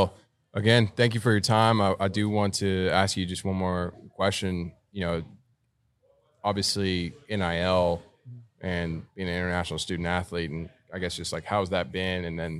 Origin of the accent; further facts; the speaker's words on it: Texas, United States; I'm from Texas, so Texas is right there. I got a little Spanish in me.